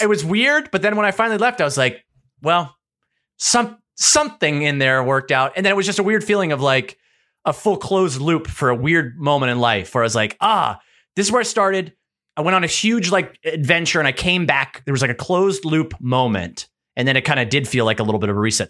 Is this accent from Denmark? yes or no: yes; Hillerød, Capital Region of Denmark, Denmark; moved away; I was born in Denmark.